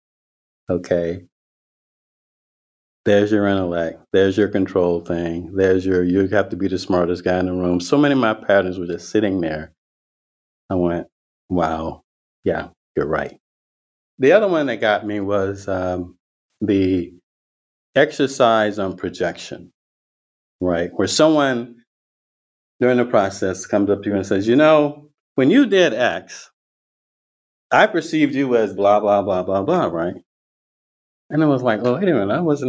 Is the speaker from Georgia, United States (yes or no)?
yes; the Deep South, rural Georgia, United States; now in Northern California, United States; I grew up in the Deep South with people now would call a conservative Christian holy roller background